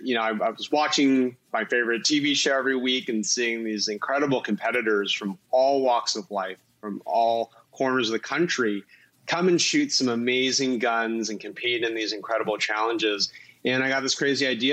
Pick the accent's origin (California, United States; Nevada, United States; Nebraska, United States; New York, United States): California, United States; Southern; now in San Francisco, United States; I grew up in Southern California